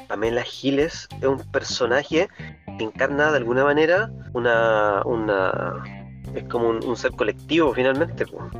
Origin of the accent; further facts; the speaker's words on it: Chile; como chilenos